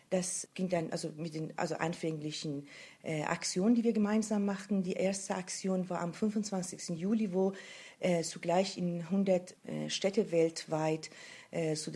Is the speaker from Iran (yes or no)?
yes; Iran; Äh, als Iranerin muss man das äh, heutzutage sein.